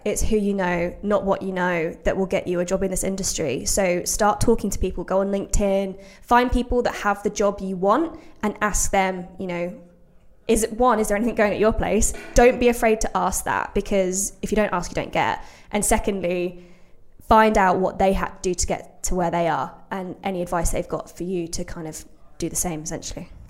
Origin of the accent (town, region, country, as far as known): Brixworth, East Midlands, United Kingdom; born or raised there